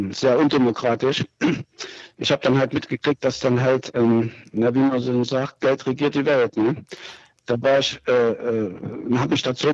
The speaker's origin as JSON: {"language": "German", "country": "Germany", "tie": "born or raised there", "said": "Ja, also ich bin in der DDR aufgewachsen und ähm, hatte Kontakt mit, dem, mit der Diktatur hier auch."}